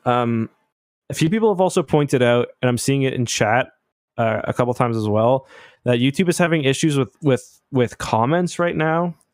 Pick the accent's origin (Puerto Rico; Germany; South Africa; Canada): Canada; I'm not American, I'm Canadian